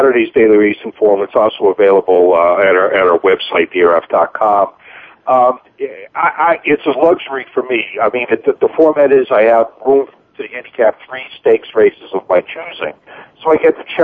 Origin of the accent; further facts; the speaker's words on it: Boston, Massachusetts, United States; I grew up in Boston